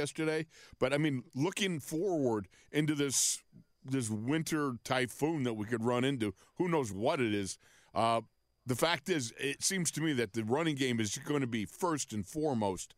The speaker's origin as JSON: {"language": "English", "town": "Buffalo", "region": "New York", "country": "United States", "tie": "born or raised there", "moved": "yes", "said": "Having been a resident of Orchard Park as long as I was growing up in Buffalo"}